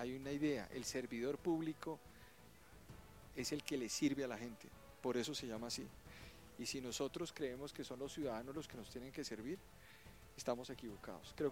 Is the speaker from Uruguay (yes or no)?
no; Bogotá, Bogotá Capital District, Colombia; Yo soy de acá de Bogotá. O sea, Rolo. Rolo casado con una paisa.